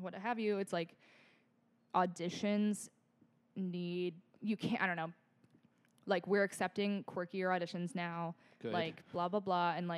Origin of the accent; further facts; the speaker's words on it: Cleveland, Ohio, United States; I'm from Cleveland